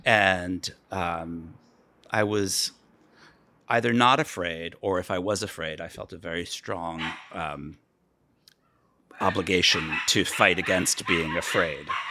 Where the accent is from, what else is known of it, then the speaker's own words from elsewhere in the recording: Chappaqua, New York, United States; moved away as an adult; also born or lived in Cape Kennedy, Florida / South America / Washington, D.C.; I grew up in, uh, Westchester County, New York